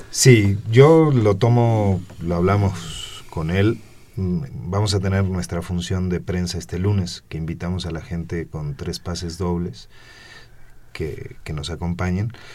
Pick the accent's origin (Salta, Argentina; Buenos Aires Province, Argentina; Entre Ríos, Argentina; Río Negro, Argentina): Buenos Aires Province, Argentina; moved away as an adult; now in Mexico; yo soy mexicano por adopción. O sea, mi origen, este, yo vengo de Argentina tengo casi 30 años aquí